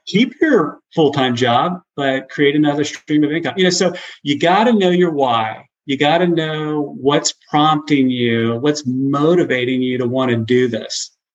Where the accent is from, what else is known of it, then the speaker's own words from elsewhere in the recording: Cincinnati, Ohio, United States; moved away as an adult; also born or lived in Baton Rouge / Houston / Chicago; now in Tennessee, United States; I grew up in Cincinnati